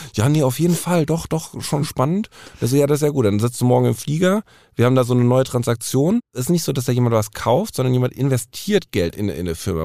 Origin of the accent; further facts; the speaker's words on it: Frankfurt, Hesse, Germany; ich bin Frankfurter Bub